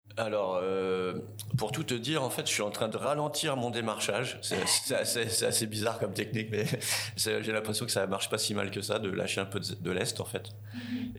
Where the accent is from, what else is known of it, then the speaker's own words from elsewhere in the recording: Tours, Centre-Val de Loire, France; moved away as an adult; now in New Caledonia; je viens de Tours, en France